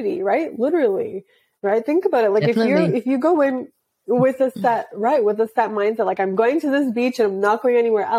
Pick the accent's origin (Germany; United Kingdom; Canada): Canada; my parents are from India, I'm sure you can tell. And I was born in Canada. And so I always grew up with these two conflicting sets of values